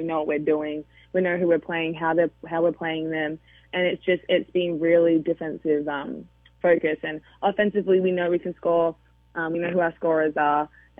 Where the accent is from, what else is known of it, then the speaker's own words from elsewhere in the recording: United Kingdom; I'm British, not Australian.